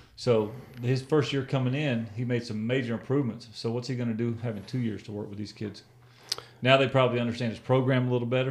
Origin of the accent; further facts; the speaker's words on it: Deep South, United States; we're S E C fans and we're from the Deep South